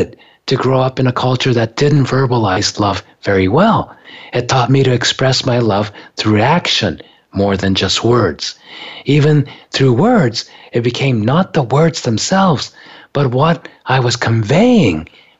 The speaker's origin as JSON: {"language": "English", "country": "Japan", "tie": "born or raised there", "moved": "yes", "said": "I grew up in Japan"}